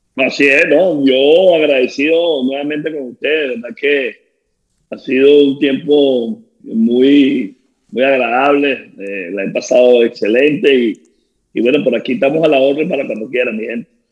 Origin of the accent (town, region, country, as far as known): Venezuela; moved away as an adult; now in Tampa, United States